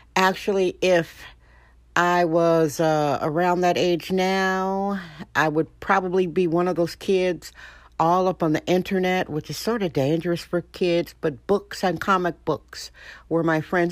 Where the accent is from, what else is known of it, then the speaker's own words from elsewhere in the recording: Wisconsin, United States; now in San Francisco, United States; I'm from Wisconsin originally, so this type of weather is good